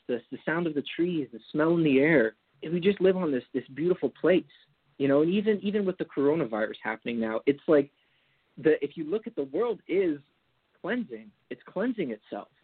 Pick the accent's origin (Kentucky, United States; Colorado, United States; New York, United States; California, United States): California, United States; Napa; also born or lived in Marin County, California; I grew up in the Napa Valley